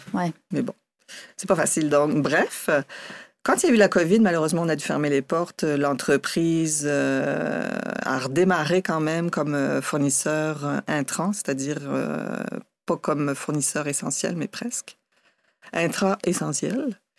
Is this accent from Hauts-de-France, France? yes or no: yes; Dunkirk, Hauts-de-France, France; moved away as an adult; also born or lived in Matane / Quebec City; now in Canada; à Dunkerque, plus précisément, dans ma ville natale